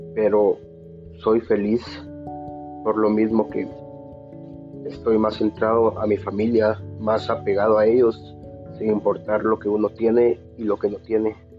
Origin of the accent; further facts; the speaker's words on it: San Lucas Sacatepéquez, Sacatepéquez, Guatemala; Soy de San Lucas, Zacatepeques